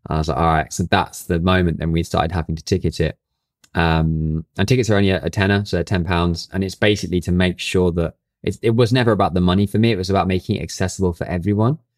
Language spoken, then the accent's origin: English; Brighton, South East England, United Kingdom; now in London, United Kingdom; Brighton and which is my hometown